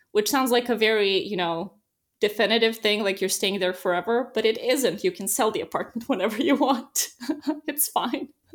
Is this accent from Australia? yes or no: no; Serbia; moved away as an adult; now in Netherlands; I come from Serbia